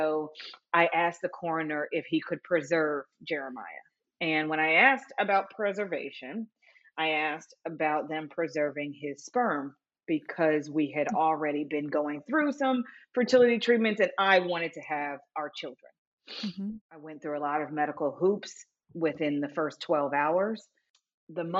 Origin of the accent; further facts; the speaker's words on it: Los Angeles, California, United States; I'm from Los Angeles, California, and I'm a widow.